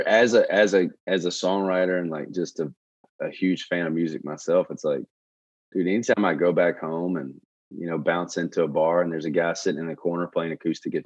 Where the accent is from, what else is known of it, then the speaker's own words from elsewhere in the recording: Shreveport, Louisiana, United States; moved away as an adult; also born or lived in Baton Rouge; that was like the musical history of Shreveport. My hometown is